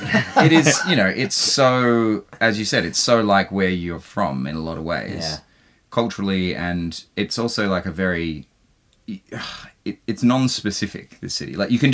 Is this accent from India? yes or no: no; Adelaide, South Australia, Australia; moved away; I'm going back to my home state of South Australia and back to Adelaide